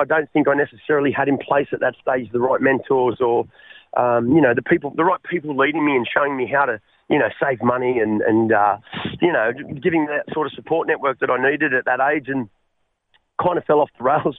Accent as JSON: {"language": "English", "town": "Sydney", "region": "New South Wales", "country": "Australia", "tie": "born or raised there", "said": "So I grew up in Western Sydney, mate, in the Bankston area. Came from a really good family."}